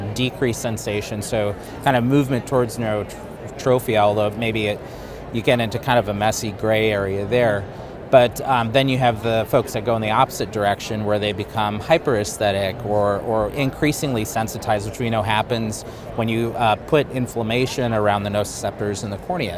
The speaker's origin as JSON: {"language": "English", "region": "Wyoming", "country": "United States", "tie": "born or raised there", "also_born_or_lived": "Upper Michigan / Grand Forks, North Dakota / Southern California", "moved": "as an adult", "said": "was born in Upper Michigan, but raised in Wyoming, um, state of Wyoming"}